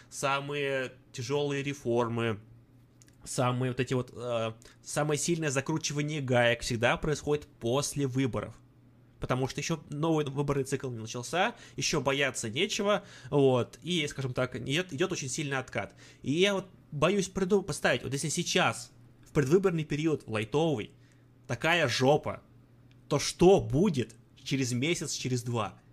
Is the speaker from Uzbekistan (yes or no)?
no; Ivanovo, Ivanovo Oblast, Russia; там вот я вот из Иванова, смотришь ивановские новости